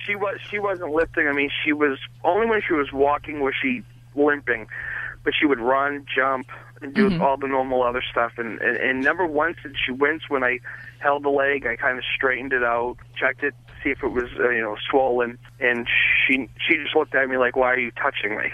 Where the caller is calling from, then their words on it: Boston, Massachusetts, United States; I'm calling from Boston